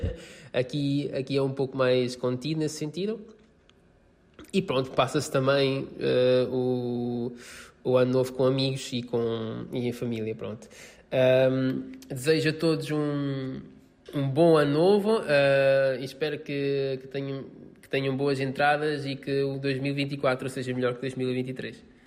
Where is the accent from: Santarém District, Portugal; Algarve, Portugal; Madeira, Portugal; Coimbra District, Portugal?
Coimbra District, Portugal; Montemor-o-Velho; moved away as an adult; now in Italy; sou de Monte Moro Velho, uma terrinha perto, perto de Coimbra